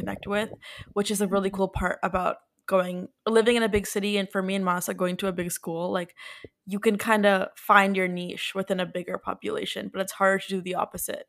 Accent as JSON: {"language": "English", "region": "New Jersey", "country": "United States", "moved": "as an adult", "lives_now": "New York, United States", "said": "we're all from Jersey"}